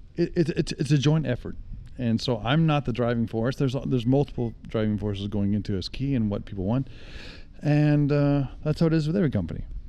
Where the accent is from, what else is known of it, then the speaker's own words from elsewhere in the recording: Salt Lake City, Utah, United States; I grew up in Utah